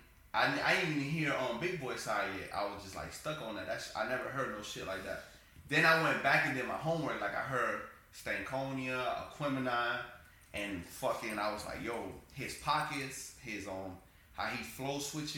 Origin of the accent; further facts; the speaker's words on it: the South, United States; I'm a South nigga, so, like, you know, for sure, outcast.